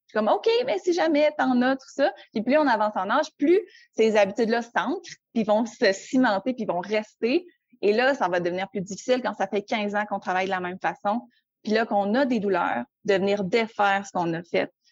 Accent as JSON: {"language": "French", "town": "Quebec City", "region": "Quebec", "country": "Canada", "said": "je viens de Québec, j'habite toujours à Québec euh, en temps normal"}